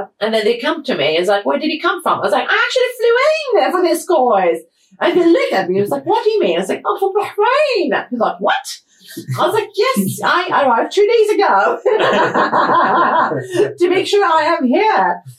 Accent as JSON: {"language": "English", "town": "Manchester", "region": "North West England", "country": "United Kingdom", "tie": "born there", "said": "I was born in Manchester, so it's fine."}